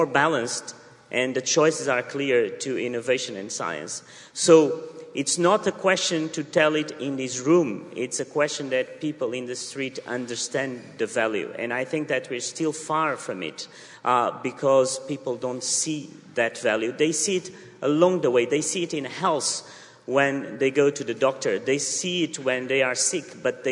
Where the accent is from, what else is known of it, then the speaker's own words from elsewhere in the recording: southern Portugal, Portugal; moved away as an adult; I come from a poor family from the south of Portugal